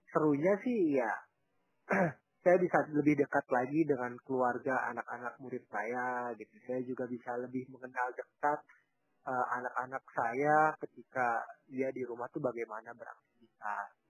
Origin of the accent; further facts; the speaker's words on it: Papua, Indonesia; ada di luar Papua pada umumnya gitu. Di sini tuh harus jalan kaki. Bayangkan kalau saya tuh ke desa, desa saya tuh ya masih sedikit dekat lah dengan kota gitu.